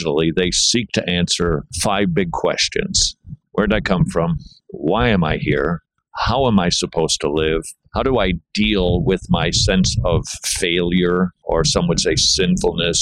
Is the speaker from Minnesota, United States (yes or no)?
yes; Minnesota, United States; I'm from Minnesota